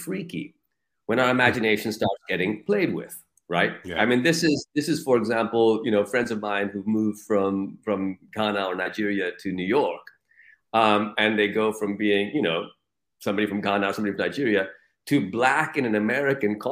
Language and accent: English; Pakistan; also born or lived in United States; in Pakistan, I'm just Pakistani